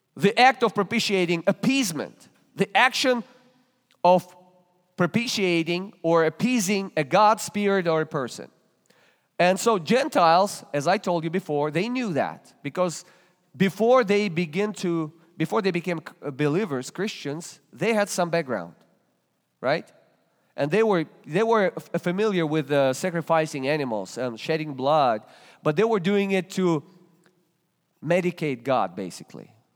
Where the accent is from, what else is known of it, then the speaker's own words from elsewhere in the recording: Russia; English is a second language; moved away as an adult; now in Springfield, Ohio, United States; From Russia